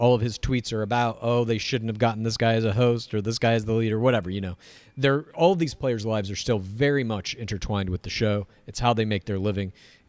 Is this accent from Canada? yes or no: yes; Canada; But I can't believe as a Canadian.